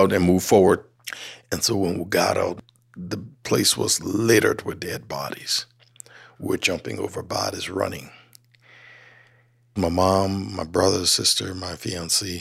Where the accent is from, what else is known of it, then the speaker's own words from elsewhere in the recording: Liberia; now in Helena, United States; I grew up in Liberia, and my parents worked for Firestone Plantation Company.